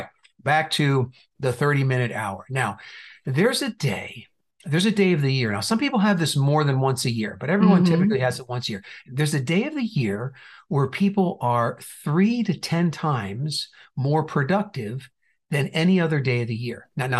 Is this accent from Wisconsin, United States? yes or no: no; New Jersey, United States; also born or lived in Indiana / California / Texas; now in Phoenix, United States; So we've been here for quite a while. We moved from Indiana, but I also have lived in California and Texas. And originally, I might not have most of the accent, but originally from New Jersey.